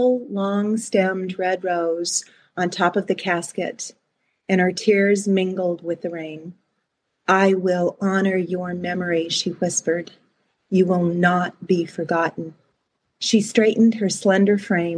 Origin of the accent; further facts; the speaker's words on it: United States; also born or lived in Canada; we lived in the States